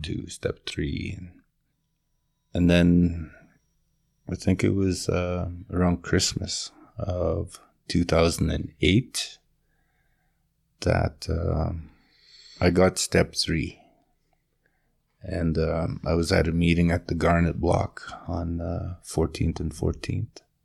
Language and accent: English; Pine River, Manitoba, Canada; moved away; also born or lived in Alberta; my hometown of Pine River.